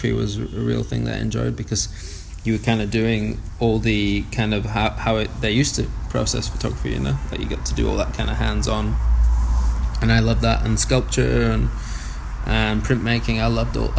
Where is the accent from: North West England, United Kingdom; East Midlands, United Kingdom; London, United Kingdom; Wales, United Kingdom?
North West England, United Kingdom; Blackburn; moved away as an adult; now in Whanganui, New Zealand; It's a small town, you know. It's probably like 85,000-90,000 people. I grew up in a regular working class, family.